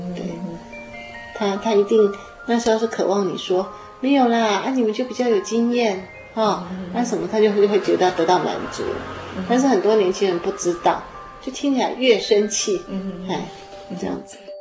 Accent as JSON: {"language": "Chinese", "country": "Taiwan", "said": "我们在台湾的孩子们长大不太习惯拥抱父母亲"}